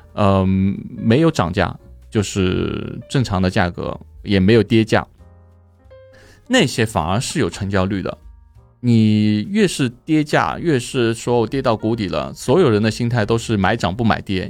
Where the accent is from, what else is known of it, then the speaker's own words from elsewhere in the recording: China; now in Thailand; 我们中国人来说，我中国过来